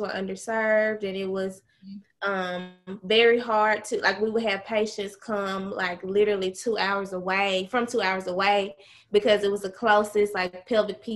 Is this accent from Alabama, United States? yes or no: no; Charleston, Mississippi, United States; I am from Mississippi, very small town called Charleston, Mississippi. In Charleston, I was a cheerleader in high school